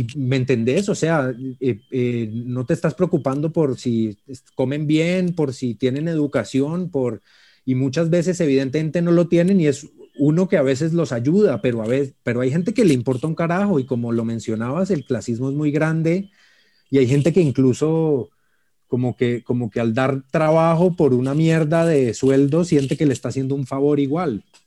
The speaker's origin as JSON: {"language": "Spanish", "country": "Colombia", "said": "como colombianos"}